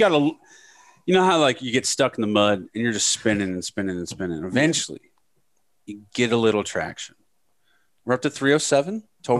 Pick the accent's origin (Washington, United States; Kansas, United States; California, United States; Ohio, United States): Ohio, United States; Northeast; moved away as an adult; also born or lived in Youngstown; I grew up in Northeast Ohio, king of cloudy, gray, overcast skies and rain.